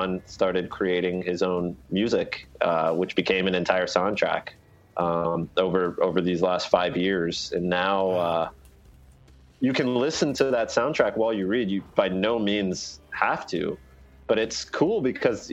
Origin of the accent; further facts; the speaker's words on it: United States; As an American